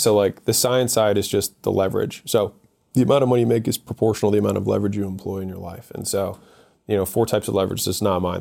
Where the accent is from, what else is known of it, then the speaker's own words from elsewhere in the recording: Baltimore, Maryland, United States; moved away as an adult; also born or lived in Ohio; I'm from Baltimore.